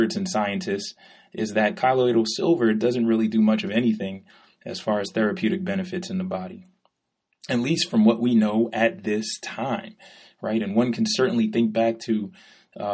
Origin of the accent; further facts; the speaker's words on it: New York City, New York, United States; I'm from New York.